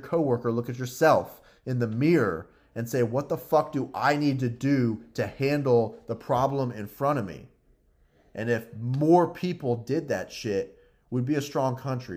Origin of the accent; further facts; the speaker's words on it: United States; we, as American citizens